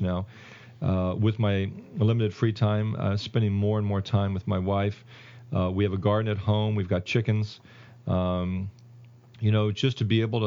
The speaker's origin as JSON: {"language": "English", "town": "Kansas City", "country": "United States", "moved": "yes", "said": "I'm from Kansas City"}